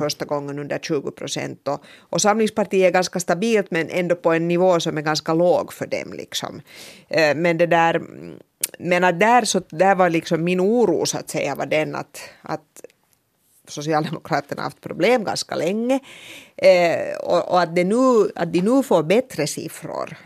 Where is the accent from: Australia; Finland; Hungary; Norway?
Finland; vi finlandssvenskar